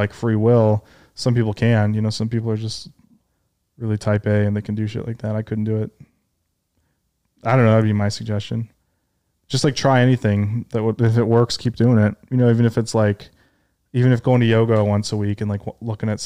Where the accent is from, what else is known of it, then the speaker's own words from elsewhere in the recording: Detroit, Michigan, United States; now in New York, United States; I grew up in Detroit